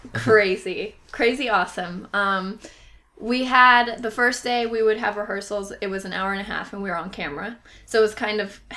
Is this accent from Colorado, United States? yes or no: yes; Aurora, Colorado, United States; moved away; I'm originally from Colorado